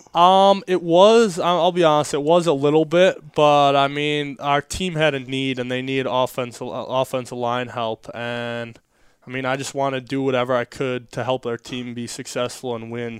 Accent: Wisconsin, United States; now in Florida, United States; growing up in Wisconsin, I grew up hunting and fishing a lot

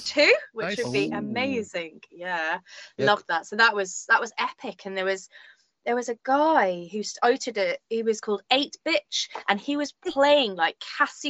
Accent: Chester, North West England, United Kingdom; moved away; I'm originally from Chester

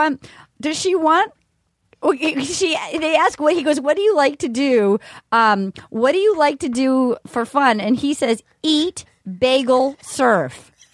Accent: Rhode Island, United States; because I'm from Rhode Island.

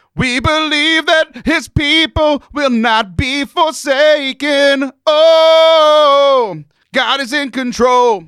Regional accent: Cajun, Louisiana, United States; I'm Cajun, which is displaced French Canadians

